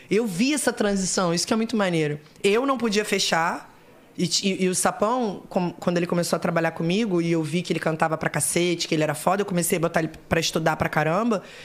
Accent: Rio de Janeiro, Brazil; accent: carioca; Nasci acho que é em Botafogo, que é a zona sul do Rio de Janeiro, mas eu morei a vida inteira na zona, zona norte do Rio, que é Tijuca

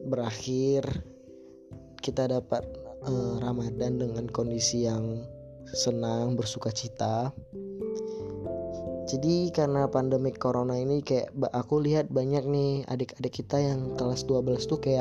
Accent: Medan, North Sumatra, Indonesia; Ya benar, aku dari Sumatera Utara, dari kota Medan.

